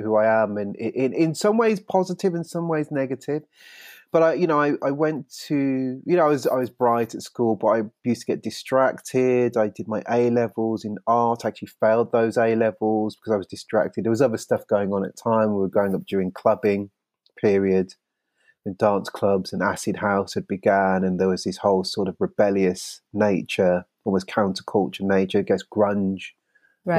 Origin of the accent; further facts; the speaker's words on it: Birmingham and the Black Country, West Midlands, United Kingdom; now in London, United Kingdom; I grew up in the West Midlands